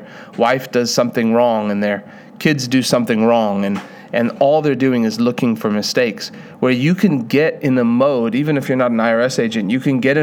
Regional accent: South Africa; I was born in South Africa.

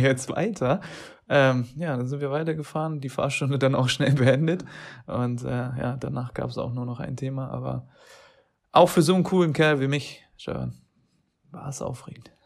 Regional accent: Turkey; als Türke

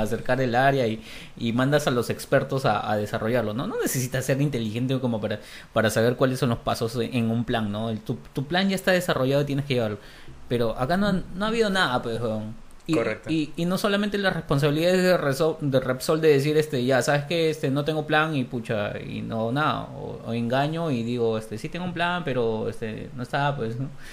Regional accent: Peru; en Perú estamos.

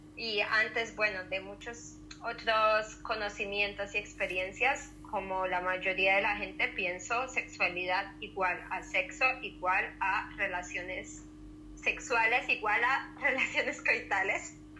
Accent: Colombia; also born or lived in Spain; now in Zurich, Switzerland; Soy de Colombia, pero estudié en España y actualmente vivo en, en Suiza, en Zurich

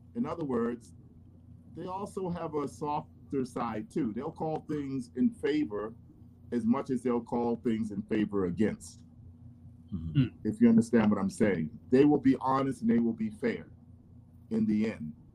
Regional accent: Philadelphia, Pennsylvania, United States; I grew up in Philadelphia. I went to college there

